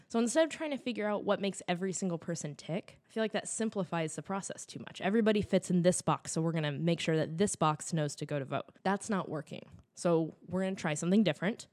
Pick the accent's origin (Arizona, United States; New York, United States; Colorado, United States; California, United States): California, United States; I'm from California, I'm not from Texas